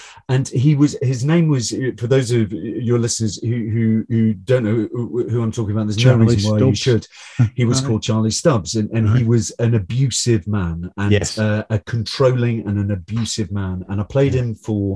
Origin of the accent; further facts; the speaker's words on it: Newcastle upon Tyne, North East England, United Kingdom; I'm from Newcastle upon Tyne, but but I've always spent a lot of time in Northumberland